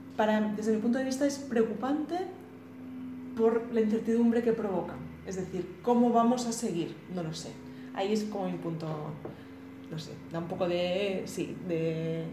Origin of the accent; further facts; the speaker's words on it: Catalonia, Spain; como catalana